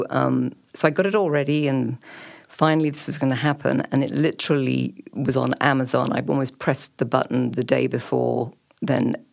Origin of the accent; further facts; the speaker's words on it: England, United Kingdom; accent: BBC; we moved around a lot in England, so that's why I sort of have this nondescript BBC accent